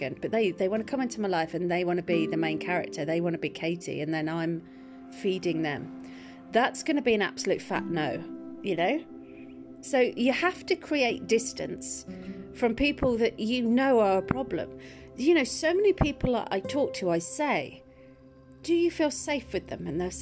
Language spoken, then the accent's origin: English; Welsh, Wales, United Kingdom; I'm Welsh